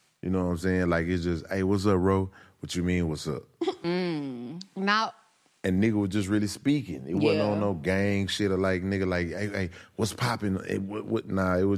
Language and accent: English; Missouri City, Texas, United States; I'm a nigga from Ridgemont, Texas, from Mo City.